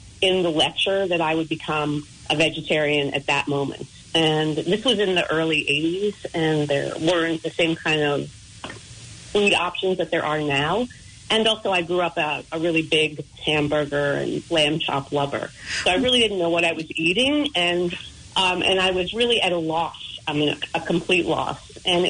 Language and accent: English; Long Island, New York, United States; I grew up on Long Island